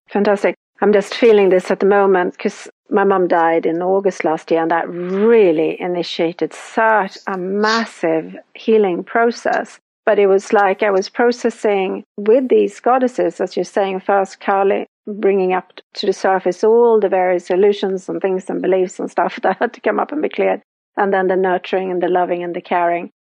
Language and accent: English; Sweden; I'm from Sweden, so we have our Nordic goddesses